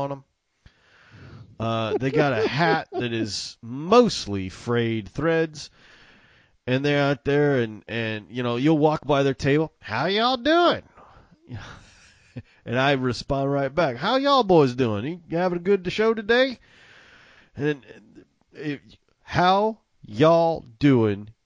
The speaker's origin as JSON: {"language": "English", "region": "Mississippi", "country": "United States", "tie": "born or raised there", "also_born_or_lived": "Illinois / Texas", "accent": "Southern", "said": "I was born in Mississippi. I spent a little time in Illinois, but for most of my life, like 85% of it, I've either been in Mississippi or Texas"}